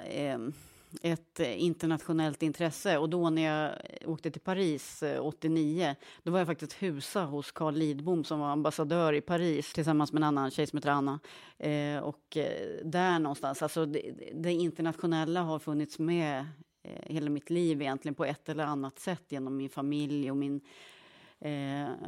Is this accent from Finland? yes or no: no; Krokek, Östergötland, Sweden; accent: Norrköping dialect; Ja, jag växte upp i Krokek, heter en, en, eh, ett litet samhälle. Kolmården är ju mer bekant mm. postnummerområde.